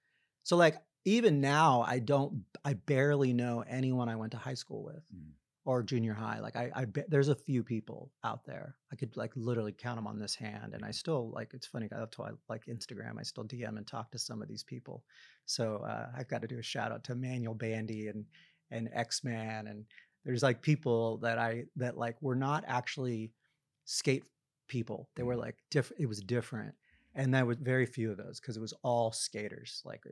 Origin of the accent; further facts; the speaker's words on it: New York, United States; now in California, United States; I've lived out in California now for a really long time. I lived all over the world as a kid, but I spent the majority of my high school days in New York. And with that, I just started calling myself a New Yorker.